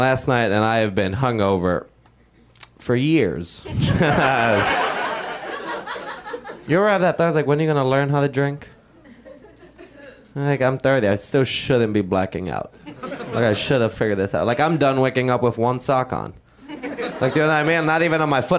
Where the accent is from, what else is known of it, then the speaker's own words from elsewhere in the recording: Puerto Rico; when I was 13, growing up in Puerto Rico